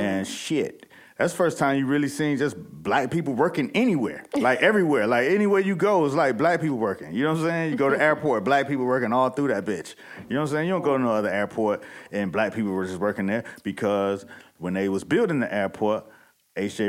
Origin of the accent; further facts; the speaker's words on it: Miami, Florida, United States; I'm from Miami